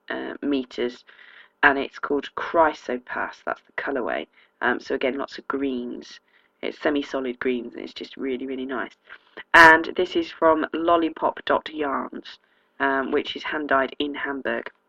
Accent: South East England, United Kingdom; accent: Oxfordshire; I don't think I have much of a native accent. The town I grew up in um, has an awful lot of people who've moved out from London and commute in, so it's quite diluted the Oxfordshire accent.

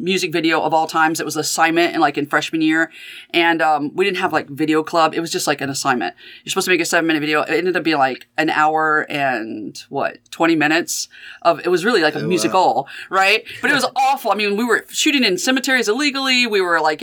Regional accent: Mathis, Texas, United States; moved away as an adult; also born or lived in Athens, Ohio; now in Cincinnati, United States; growing up in Mathis, Texas

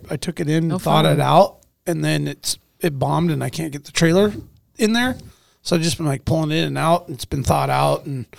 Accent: Anchorage, Alaska, United States; I'm talking about where I grew up in East Anchorage.

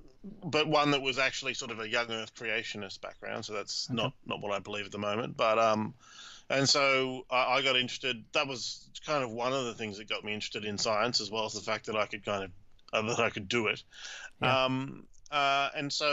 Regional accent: Australia; also born or lived in Cambridge, United Kingdom / Switzerland; I'm Australian, grew up in Australia, did my undergrad at Sydney University

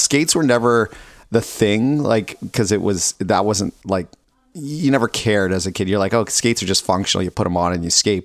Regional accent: Ontario, Canada; moved away; I grew up in Ontario where it was cold enough

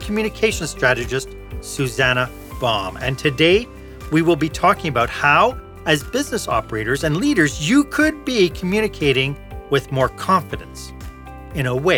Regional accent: Montreal, Quebec, Canada; Montreal, Quebec, my hometown

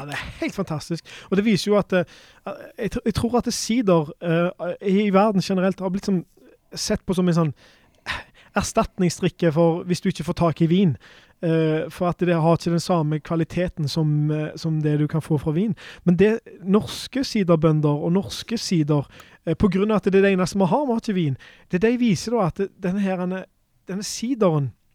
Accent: Norway; for oss da, som, som nordmenn

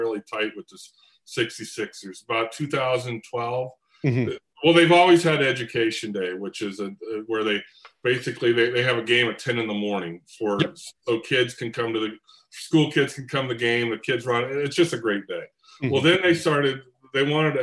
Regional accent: Cleveland, Ohio, United States; moved away as an adult; now in California, United States; I grew up in Cleveland too. I moved to California in the early 1990

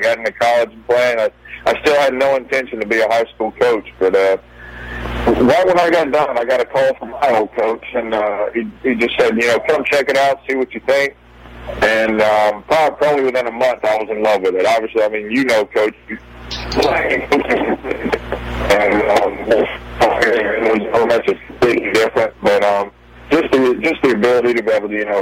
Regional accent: Athens, Georgia, United States; I grew up in Athens, Georgia

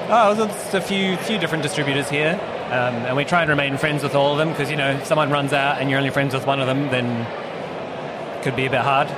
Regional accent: New Zealand; also born or lived in United States; now in Australia; I'm from New Zealand

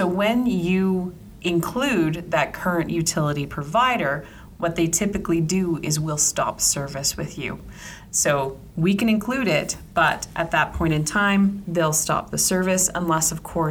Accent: Ontario, Canada; moved away; I'm originally from Ontario

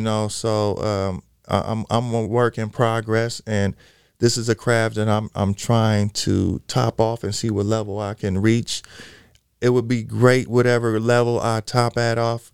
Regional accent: Los Angeles, California, United States; I am originally from Los Angeles, California. Mm-hmm. Um, i have been a California kid forever

